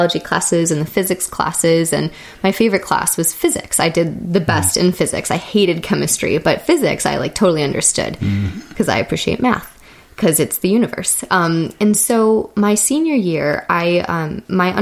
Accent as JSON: {"language": "English", "town": "Detroit", "region": "Michigan", "country": "United States", "tie": "born or raised there", "said": "I am from Michigan, Detroit area originally. And growing up in Michigan"}